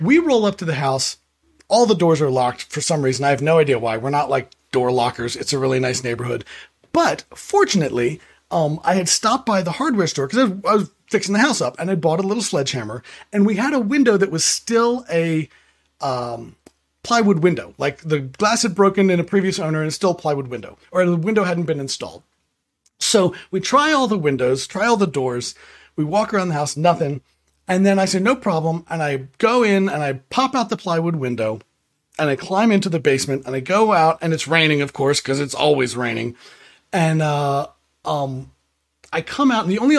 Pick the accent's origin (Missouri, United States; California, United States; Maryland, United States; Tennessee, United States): Maryland, United States; Prince George's County; I grew up in Prince George's County, Maryland